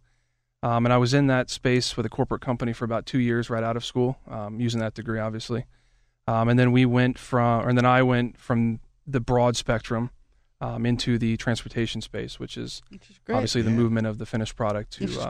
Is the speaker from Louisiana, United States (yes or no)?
no; Alabama, United States; also born or lived in Washington, D.C. / Florida; now in Pittsburgh, United States; I was born in D.C., Washington, D.C., and then I grew up in Alabama for a number of years.